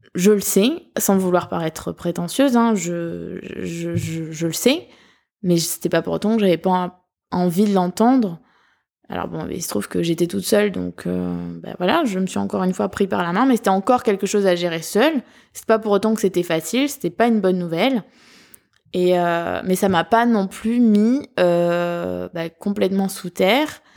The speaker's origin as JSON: {"language": "French", "region": "southern France", "country": "France", "accent": "southern", "said": "mon accent du sud"}